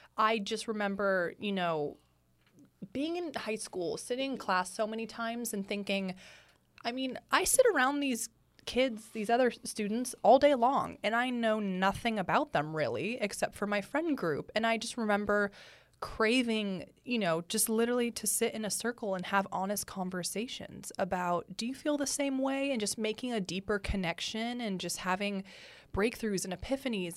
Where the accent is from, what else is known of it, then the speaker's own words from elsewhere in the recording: San Francisco, California, United States; moved away as an adult; now in Los Angeles, United States; I'm from the Bay Area